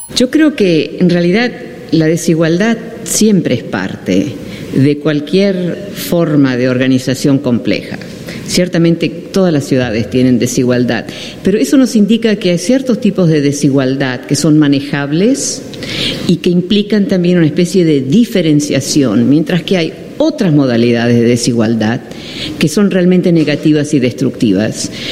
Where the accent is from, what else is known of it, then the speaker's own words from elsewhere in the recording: Netherlands; Spanish is a second language; Yo soy holandesa, ¿eh? por eso mi español no es muy bueno